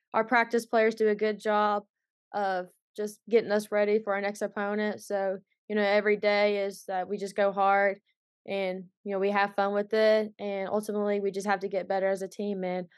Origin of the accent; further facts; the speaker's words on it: Kentucky, United States; Well, it's not a whole lot to do in Eastern Kentucky, for sure. But, you know, ultimately, not just Boyd County, but the whole area itself, there's been a lot of good basketball players growing up.